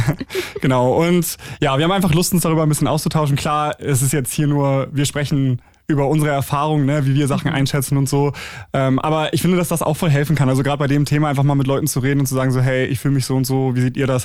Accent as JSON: {"language": "German", "region": "Schleswig-Holstein", "country": "Germany", "tie": "born or raised there", "said": "ich bin ja in Schleswig-Holstein zur Schule gegangen"}